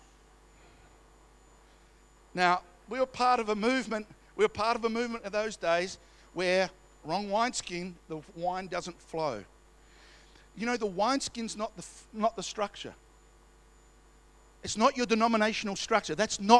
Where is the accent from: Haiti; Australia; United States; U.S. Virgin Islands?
Australia; We're Australian